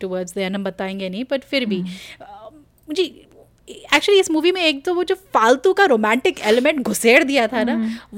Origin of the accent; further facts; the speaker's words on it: Kumaon, Uttarakhand, India; मैं मतलब कुमाऊँ से हूँ पहाड़ से हूँ